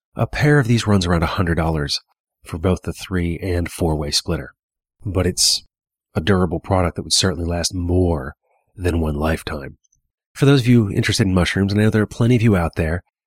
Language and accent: English; Hagerstown, Maryland, United States; now in Pennsylvania, United States; my hometown of Hagerstown, Maryland